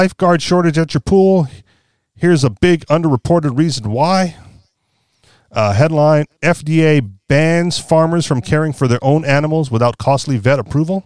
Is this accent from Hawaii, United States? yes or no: yes; Hawaii, United States; moved away; I grew up in Hawaii